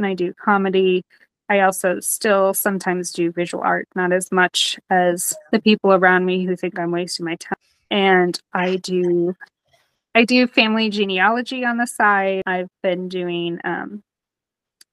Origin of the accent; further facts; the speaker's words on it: Nashville, Tennessee, United States; moved away as an adult; also born or lived in Detroit, Michigan / North Carolina / Cleveland, Ohio; I was born in Detroit, but I moved to the South when I was about 10. And I was raised in the Nashville area